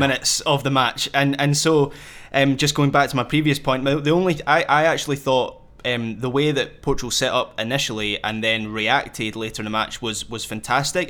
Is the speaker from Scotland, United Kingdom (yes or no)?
yes; Scotland, United Kingdom; as a Scot